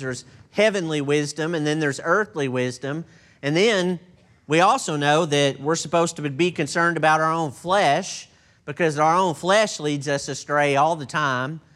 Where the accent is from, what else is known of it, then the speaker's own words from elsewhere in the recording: Texas, United States; I'm from Texas, and I'm not sure that I qualify as a native English speaker